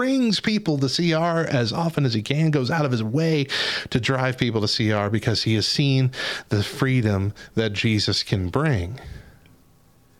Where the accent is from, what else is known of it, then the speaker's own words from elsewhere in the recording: Albuquerque, New Mexico, United States; my hometown of Albuquerque